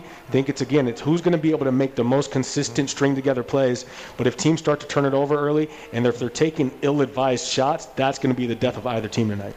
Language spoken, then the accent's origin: English; Seattle, Washington, United States; I'm from Seattle.